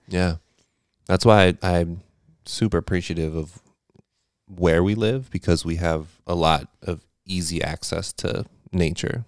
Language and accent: English; California, United States; now in Eastern Pennsylvania, United States; I grew up in California. I grew up in a desert climate